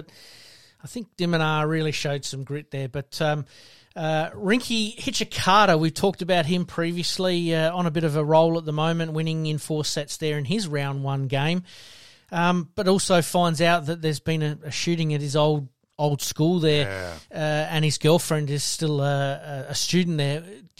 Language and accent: English; South Australia, Australia; obviously being South Australian, we're going to keep a bit of a closer eye on him